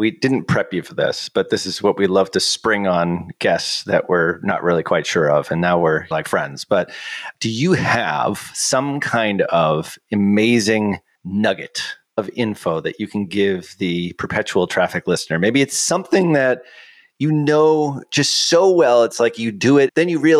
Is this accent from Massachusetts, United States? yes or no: yes; Boston, Massachusetts, United States; accent: Boston; which is pretty much how I was taught way back in voice coaching school to get rid of my Boston accent way back when there.